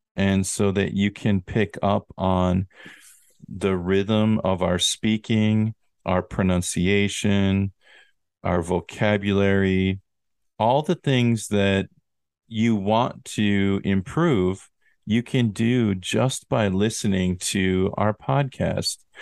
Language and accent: English; United States; moved away as an adult; I have not visited America, which is my home country, very many times in the last, I'm going to say 16 or 17 years